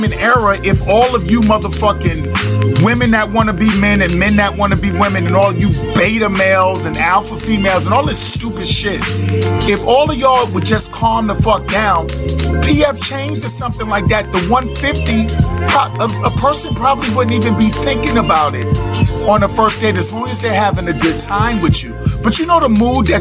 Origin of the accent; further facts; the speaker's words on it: New York City, New York, United States; I'm a New Yorker.